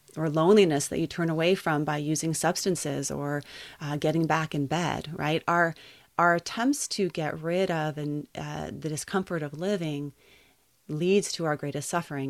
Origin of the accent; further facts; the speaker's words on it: Santa Barbara, California, United States; also born or lived in Colorado; I grew up here in Santa Barbara